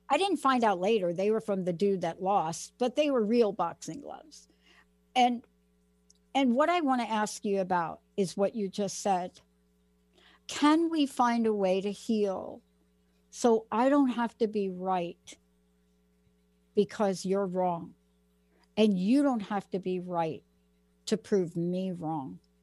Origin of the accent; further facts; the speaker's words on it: New York City, New York, United States; So I'm from the Bronx